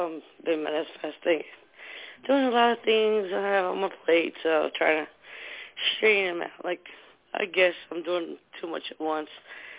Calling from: New Jersey, United States; from New Jersey.

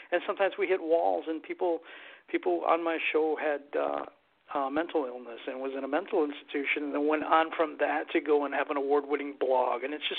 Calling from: Michigan, United States; From Michigan.

